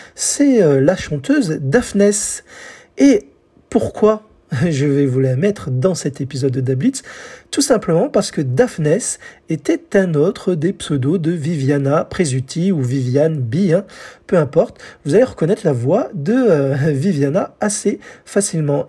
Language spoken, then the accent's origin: French; France; chez nous en France